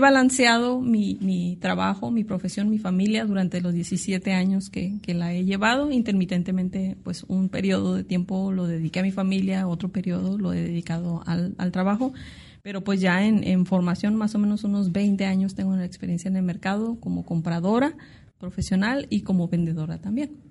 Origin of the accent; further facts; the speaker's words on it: Tijuana, Baja California, Mexico; soy una tijuanense de tercera generación. De hecho, mis raíces son de aquí de La Baja